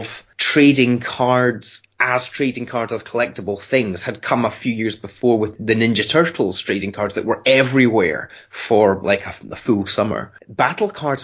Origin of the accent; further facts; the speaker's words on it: United Kingdom; being a British kid